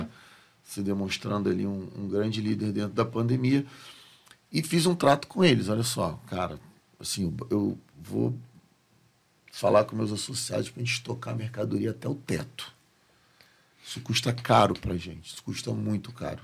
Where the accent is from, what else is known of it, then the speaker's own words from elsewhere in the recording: Rio de Janeiro, Brazil; o estado em que eu escolhi não nascer, né? Nascer não foi uma escolha. Uhum. Onde eu nasci, mas eu escolhi uhum. permanecer e criar os meus filhos